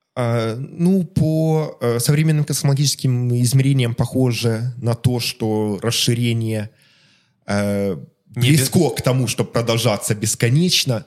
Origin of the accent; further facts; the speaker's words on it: Melitopol, Zaporizhzhia Oblast, Ukraine; moved away; also born or lived in Kharkiv; о Мелитополе, моем родном городе